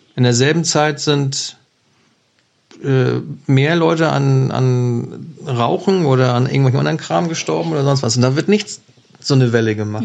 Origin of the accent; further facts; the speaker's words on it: Germany; bei uns in Deutschland